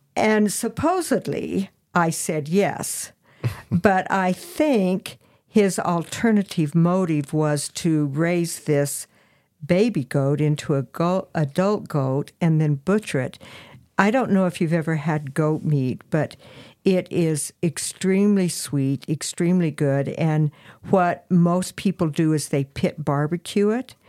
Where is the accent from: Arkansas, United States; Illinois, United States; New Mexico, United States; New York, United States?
New Mexico, United States; Farmington; I was actually born in Farmington, New Mexico, the little old San Juan hospital